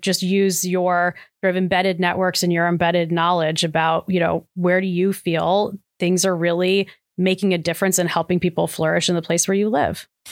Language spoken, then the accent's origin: English; Cleveland, Ohio, United States; I come from Cleveland, not far from Akron, so shout out to Northeast Ohio